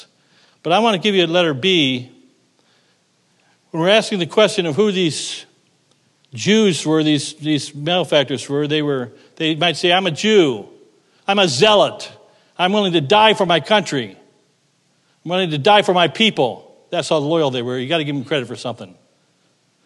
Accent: United States; I'm an American

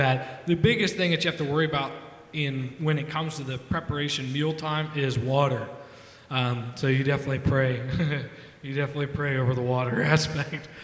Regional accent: United States; accent: American; moved away as an adult; now in Zambia; as an American

